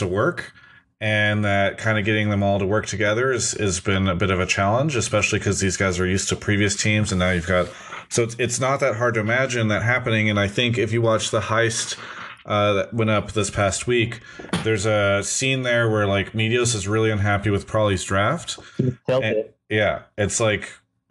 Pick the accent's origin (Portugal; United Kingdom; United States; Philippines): United States; San Diego, California; moved away; my hometown. I love San Diego.